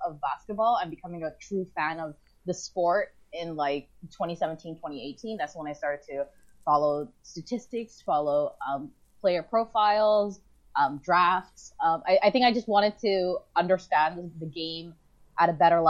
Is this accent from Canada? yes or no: yes; Toronto, Ontario, Canada; I grew up in Rexdale